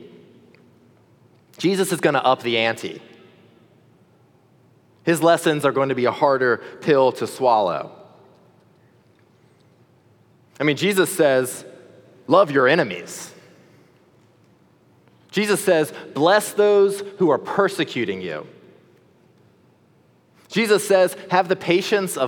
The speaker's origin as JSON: {"language": "English", "region": "the South", "country": "United States", "said": "As a Southerner"}